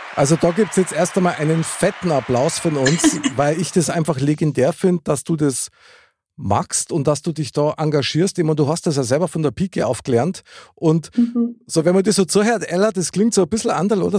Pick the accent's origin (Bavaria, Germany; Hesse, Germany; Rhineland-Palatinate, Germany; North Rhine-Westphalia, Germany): Bavaria, Germany; Upper; als Oberbayer